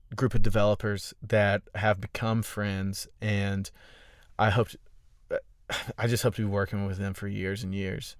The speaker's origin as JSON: {"language": "English", "town": "Augusta", "region": "Georgia", "country": "United States", "moved": "yes", "lives_now": "Austin, United States", "said": "I'm from Augusta"}